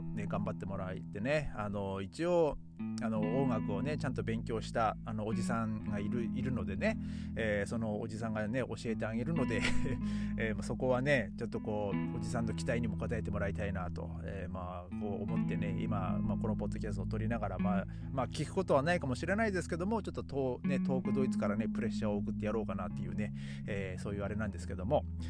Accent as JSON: {"language": "Japanese", "region": "Tohoku", "country": "Japan", "tie": "born or raised there", "moved": "yes", "said": "僕の地元の方はですね、まあ、東北の方は"}